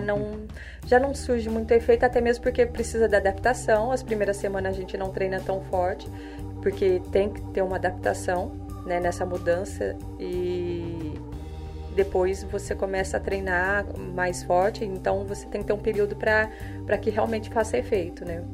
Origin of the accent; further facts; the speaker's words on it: Cruzeiro, São Paulo, Brazil; eu moro eu sou da cidade de Cruzeiro, natural da cidade de Cruzeiro, uma cidade pequena, mas cheia de montanhas, rios, cachoeira, essas coisas gostosas de infância